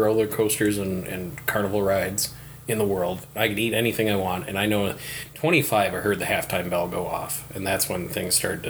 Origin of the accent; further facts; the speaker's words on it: Hudson, Wisconsin, United States; I grew up in Hudson.